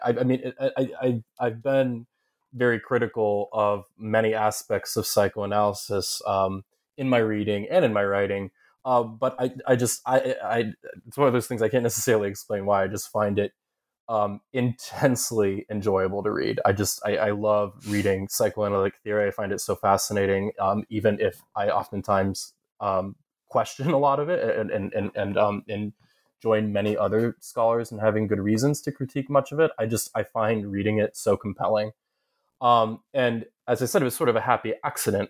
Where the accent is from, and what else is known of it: Southern Ohio, United States; born or raised there; moved away as an adult; also born or lived in upstate New York / Kentucky / Massachusetts